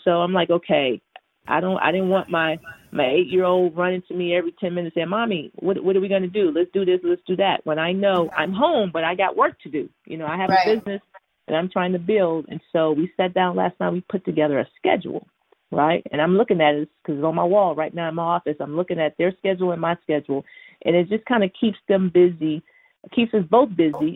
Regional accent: Houston, Texas, United States; moved away; I'm from Houston, Texas originally, and so I'm the baby of eight

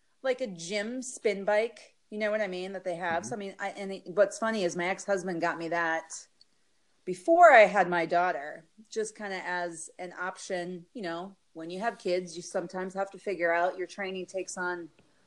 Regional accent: North Dakota, United States; moved away as an adult; also born or lived in Colorado / Oregon; now in Arizona, United States; I grew up in North Dakota, and then I went to college in Colorado

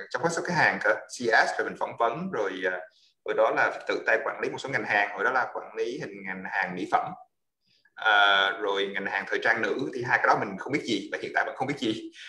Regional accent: United States; also born or lived in Da Lat, Vietnam; mình là người gốc Đà Lạt uh, thì uh, có thể có một chút xíu uh, máu lãng mạn hay giờ trời mưa gì đó uh, và sau đó thì uh, đi gia đình qua qua Mỹ vào uh, à, ở năm khoảng 10 tuổi

